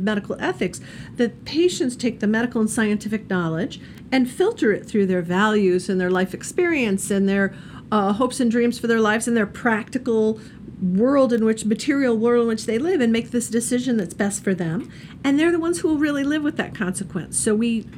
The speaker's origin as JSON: {"language": "English", "region": "Indiana", "country": "United States", "said": "I'm from Indiana"}